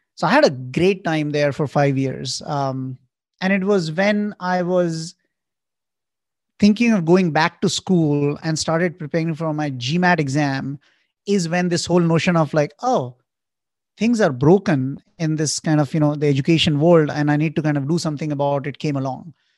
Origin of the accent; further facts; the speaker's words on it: Indore, Madhya Pradesh, India; moved away as an adult; also born or lived in New York; I grew up in India in a town called Indore